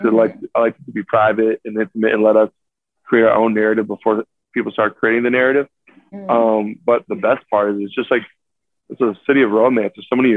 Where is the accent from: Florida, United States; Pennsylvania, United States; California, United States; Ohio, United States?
Florida, United States; South; now in New York, United States; I'm from South Florida, so we don't really have the best hockey